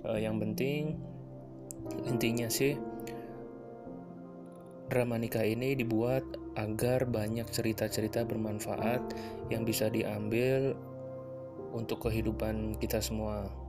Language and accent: Indonesian; Central Java, Indonesia; Aku asli Jawa Tengah tapi aku tidak akan menyebutkan dari mana asalku lebih spesifik.